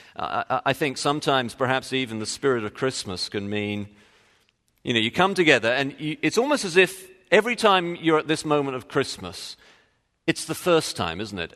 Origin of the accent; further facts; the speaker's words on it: England, United Kingdom; moved away; being English